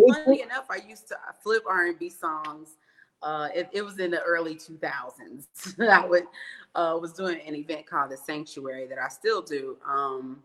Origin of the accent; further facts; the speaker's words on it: East St. Louis, Illinois, United States; now in Chicago, United States; I was born in East St. Louis, Illinois, and I now live in Chicago, Illinois.